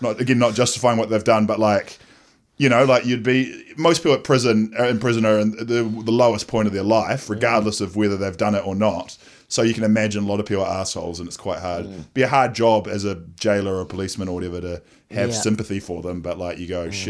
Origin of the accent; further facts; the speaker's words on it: Nelson, New Zealand; I'm from Nelson.